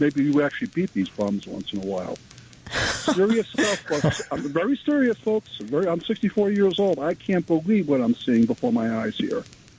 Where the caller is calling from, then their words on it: Hewitt, New Jersey, United States; calling from a distant foreign land called New Jersey.